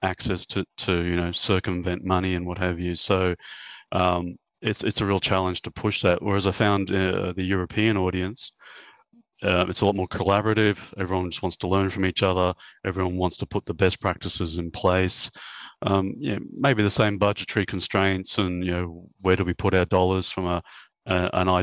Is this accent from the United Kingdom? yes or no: yes; England, United Kingdom; also born or lived in London; now in Australia; I'm actually English born, so it was good to get back. I hadn't been back for about 18 years.